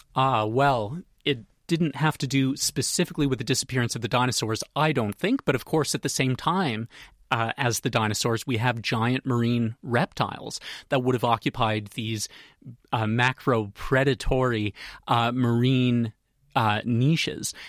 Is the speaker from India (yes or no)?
no; Canada; moved away; I'm from Canada, as you can probably tell from my accent, so back home we'd say 350 pounds